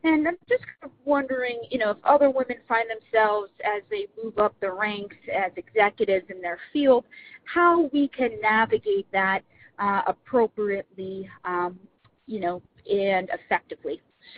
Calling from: Florida, United States; I'm calling from Florida.

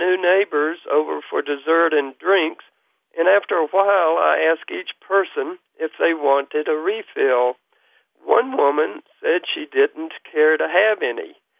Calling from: Kingsport, Tennessee, United States; I'm calling from Kingsport, Tennessee.

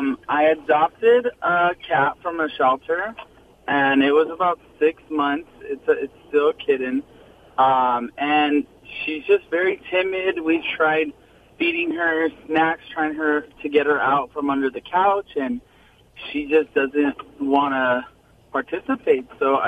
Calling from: Ontario, California, United States; Ontario, California.

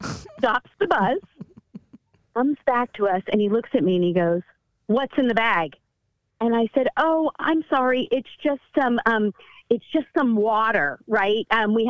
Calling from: San Francisco, California, United States; from? San Francisco.

